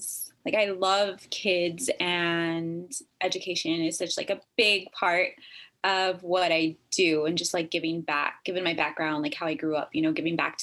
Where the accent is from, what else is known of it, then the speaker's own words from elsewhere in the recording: Texas, United States; moved away as an adult; also born or lived in Northern California; now in California, United States; I'm originally from Texas, and I have been living up here in California, Northern California, for the last like 10 years.